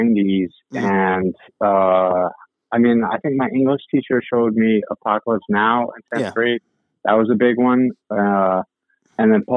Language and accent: English; Washington, District of Columbia, United States; also born or lived in Boston; Originally from Washington, D.C., but I also grew up kind of half in D.C., half in Boston